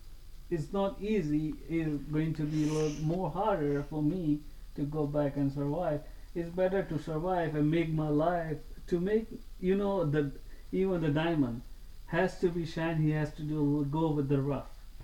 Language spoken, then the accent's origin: English; Pakistan; English is a second language; Things was not that easy because I'm from Pakistan, so people, it's really hard.